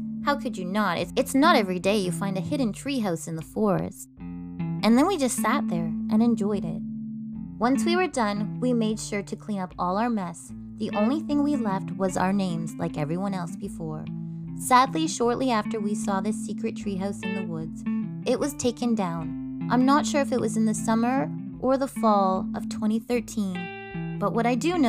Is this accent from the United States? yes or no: no; Canada; I'm Canadian Girl